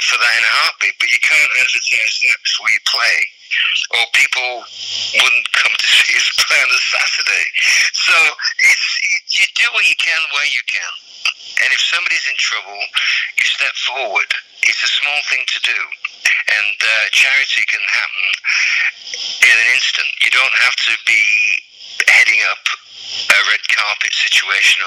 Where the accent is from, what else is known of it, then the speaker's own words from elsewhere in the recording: United Kingdom; And being British